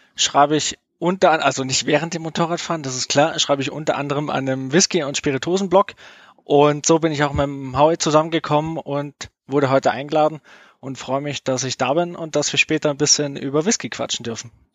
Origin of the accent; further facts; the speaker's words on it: near Munich, Bavaria, Germany; ich bin aus der Nähe von München